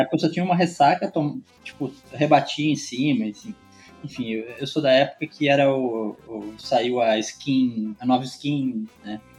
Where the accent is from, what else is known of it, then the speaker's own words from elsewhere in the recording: Araras, São Paulo, Brazil; also born or lived in São Carlos; sou paulista, sou natural de Araras, que é pertinho aí de Campinas